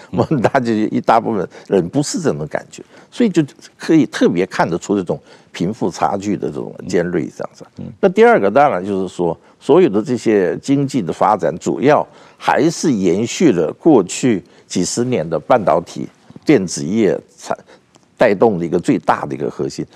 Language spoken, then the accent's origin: Chinese; South Korea; now in Taiwan; 我在韩国出生长大，所以有很多韩国会朋友会常常来台湾